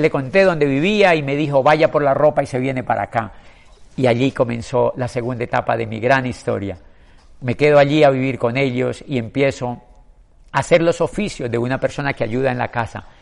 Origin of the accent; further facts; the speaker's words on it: Colombia; en mi país, en Colombia